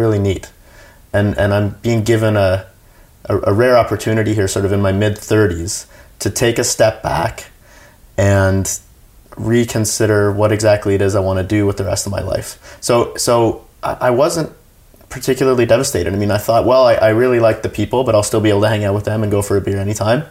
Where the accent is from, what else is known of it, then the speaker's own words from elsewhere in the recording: Canada; as a Canadian